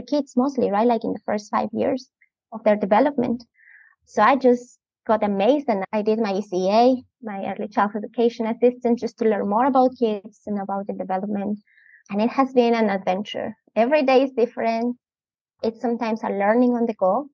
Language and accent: English; Andes, Ecuador; English is a second language; moved away as an adult; now in Vancouver, Canada; I am originally from Ecuador, a very beautiful country. I grew up there and I was living there until I was 23.